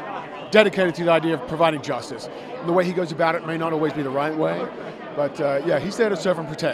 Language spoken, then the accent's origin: English; Australia; moved away as an adult; also born or lived in New York, United States; now in United States; I come from Australia.